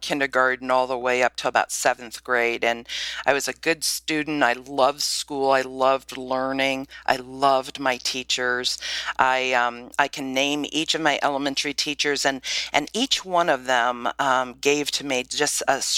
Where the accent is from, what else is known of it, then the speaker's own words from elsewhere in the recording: Bowling Green, Ohio, United States; I grew up in Bowling Green, Ohio